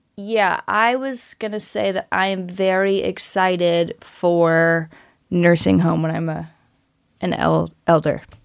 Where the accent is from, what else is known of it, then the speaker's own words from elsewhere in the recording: North Carolina, United States; moved away as an adult; also born or lived in Missouri; now in Los Angeles, United States; I grew up in North Carolina